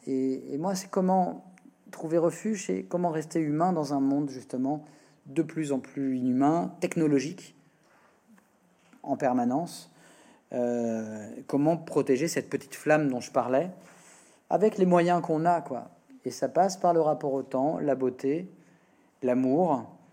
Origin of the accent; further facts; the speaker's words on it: Le Havre, Normandy, France; j'ai grandi au Havre, dans un petit village à côté du Havre.